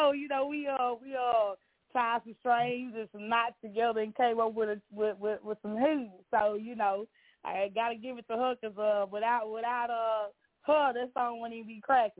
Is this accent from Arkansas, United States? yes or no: yes; Arkansas, United States; I'm from Arkansas, man.